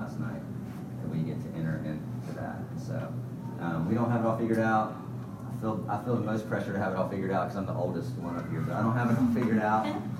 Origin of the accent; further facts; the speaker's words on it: Columbia, South Carolina, United States; I'm from Columbia, South Carolina. I was born and raised there